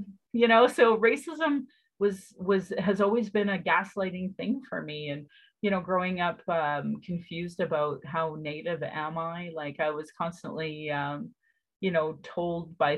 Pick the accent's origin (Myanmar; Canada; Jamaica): Canada; Sylvan Lake, Alberta; also born or lived in Calgary; I grew up in Sylvan Lake